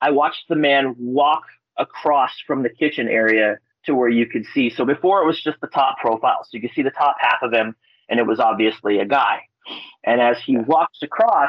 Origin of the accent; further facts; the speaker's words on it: Palmer, Alaska, United States; I'm from Palmer, Alaska